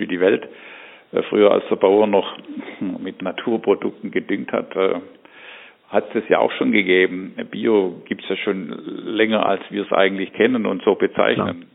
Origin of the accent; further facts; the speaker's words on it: Germany; wir als Deutsche